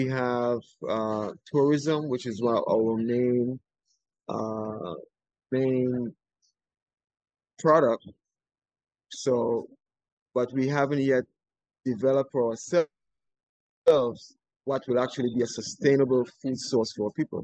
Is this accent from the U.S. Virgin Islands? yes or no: yes; St. Croix, U.S. Virgin Islands; I'm from the island of St. Croix